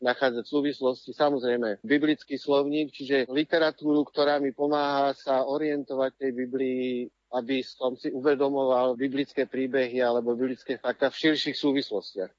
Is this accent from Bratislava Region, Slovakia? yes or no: yes; Bratislava, Bratislava Region, Slovakia; moved away; also born or lived in Czech Republic; Kvôli jeho práci sme sa odsťahovali do Čech, lebo ja som sa narodil v Bratislave, kde som boli na rôznych dvoch miestach a potom, keď som bol v 7. triede, tak som sa vrátil späť do Bratislavy aj spolu s rodičmi.